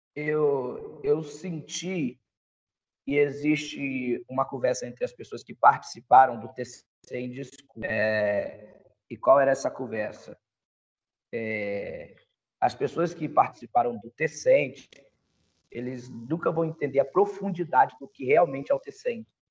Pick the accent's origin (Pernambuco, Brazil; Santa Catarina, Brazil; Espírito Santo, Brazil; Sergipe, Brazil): Espírito Santo, Brazil; moved away; Sou do Espírito